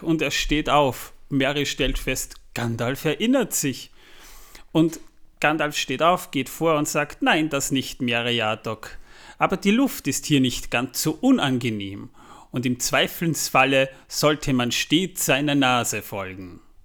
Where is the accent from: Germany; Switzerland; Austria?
Austria; the region of Zwettl, Lower Austria; aus meiner Region, wo ich herkomme, das Zwettler